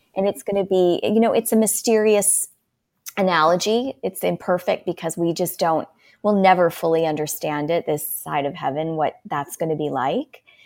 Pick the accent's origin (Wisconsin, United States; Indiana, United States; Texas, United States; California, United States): Wisconsin, United States; Milwaukee; moved away as an adult; also born or lived in Steubenville; now in Phoenix, United States; I currently live in Phoenix, um, but I'm a native of Wisconsin, Milwaukee area